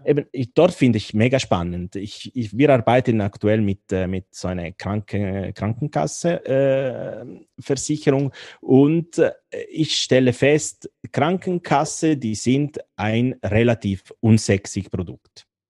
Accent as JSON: {"language": "German", "town": "Turin", "region": "Piedmont", "country": "Italy", "second_language": "German", "moved": "as an adult", "lives_now": "Bern, Switzerland", "said": "aus Torino in Italien, aber ich bin schon, schon lange in der Schweiz"}